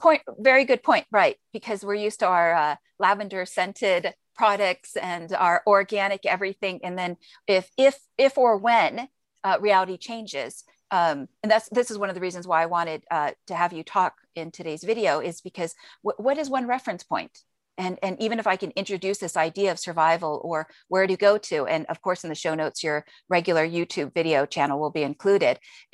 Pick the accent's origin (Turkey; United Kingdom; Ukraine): Turkey; Izmir; I remembered when I was growing up in Izmir, Turkey, my father had served in the United States Air Force.